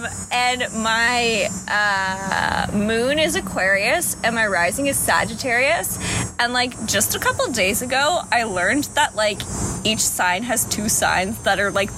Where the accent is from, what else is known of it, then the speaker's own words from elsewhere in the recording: Toronto, Ontario, Canada; accent: Canadian; But, like, we're from Toronto.